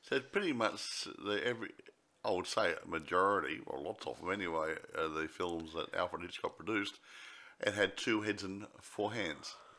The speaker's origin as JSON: {"language": "English", "country": "Australia", "said": "I'm an Australian"}